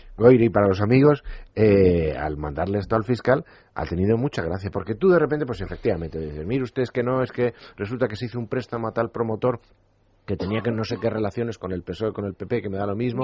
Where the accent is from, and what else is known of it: Spain